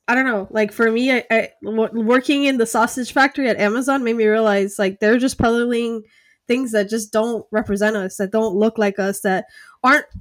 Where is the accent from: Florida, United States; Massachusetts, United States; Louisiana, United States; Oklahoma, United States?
Florida, United States; Miami; moved away as an adult; also born or lived in Seattle / Maryland; I'm from the U.S. I'm from Miami. Like, I was born in Miami